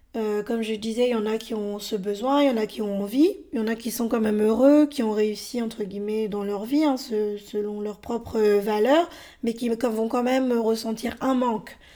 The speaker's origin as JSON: {"language": "French", "country": "France", "tie": "born or raised there", "also_born_or_lived": "Bolivia", "said": "j'ai été adoptée par un couple de Français en décembre 82. J'avais 13 mois et c'est à ce moment-là que je suis arrivée en France."}